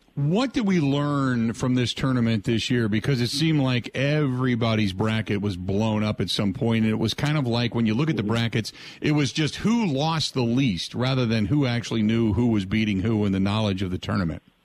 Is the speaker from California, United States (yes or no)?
no; Cincinnati, Ohio, United States; growing up in the Cincinnati area